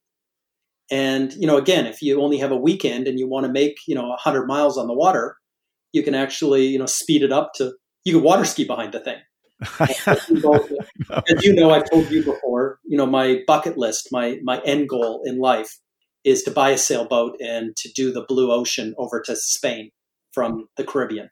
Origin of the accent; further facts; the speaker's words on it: Canada; moved away; Being a Canadian by birth